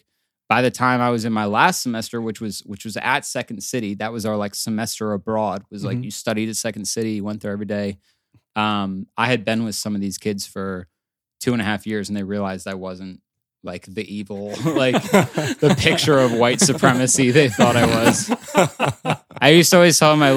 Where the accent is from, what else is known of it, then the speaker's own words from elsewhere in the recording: South Carolina, United States; moved away as an adult; I came from South Carolina.